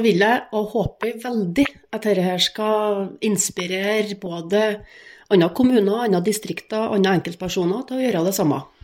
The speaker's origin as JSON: {"language": "Norwegian", "town": "Grong", "region": "Trøndelag", "country": "Norway", "moved": "yes", "said": "hjem og starte der jeg kommer ifra"}